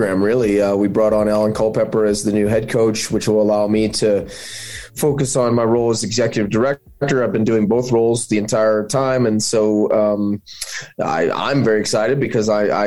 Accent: St. Louis, Missouri, United States; born or raised there; moved away as an adult; also born or lived in Michigan; now in Flagstaff, United States

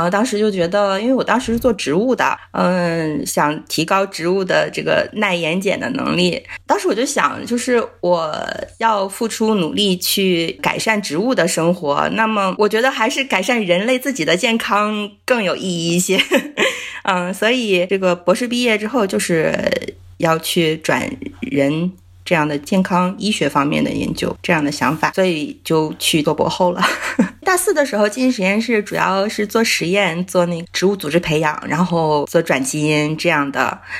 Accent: Heilongjiang, China; 黑龙江，

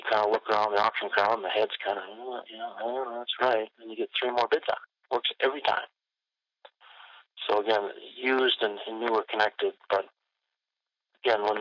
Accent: Benson, Minnesota, United States; she was working in my hometown of Benson, Minnesota

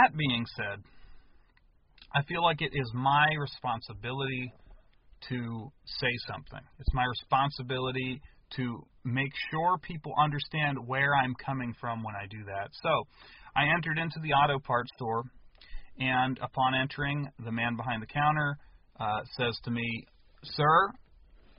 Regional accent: United States; I was born in the United States to American-born parents

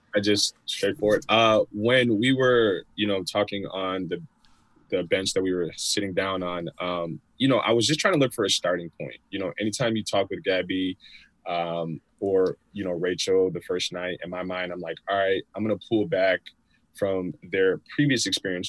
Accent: Chicago, Illinois, United States; I'm 31 from the Chicagoland area

